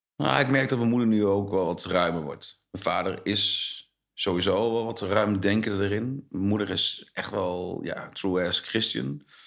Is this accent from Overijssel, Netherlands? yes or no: yes; Zwolle, Overijssel, Netherlands; also born or lived in Almelo; Ik ben geboren in Almelo, uh, eh, 78. toen ben ik, nou ja, met mijn ouders maar mee gegaan naar Zwolle. Dus ik was anderhalf. Toen kom ik in Zwolle. Dus eigenlijk voel ik me gewoon wel een echte Zwollenaar.